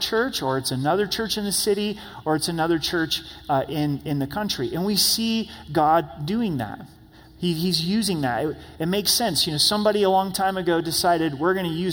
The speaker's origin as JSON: {"language": "English", "country": "United States", "said": "us as American Christians, me included"}